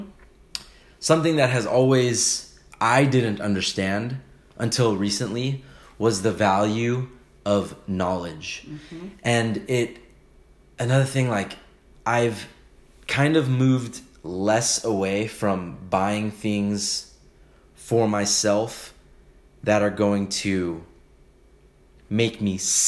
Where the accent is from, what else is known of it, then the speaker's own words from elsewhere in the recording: California, United States; moved away as an adult; now in Texas, United States; I had some friends that I grew up with in California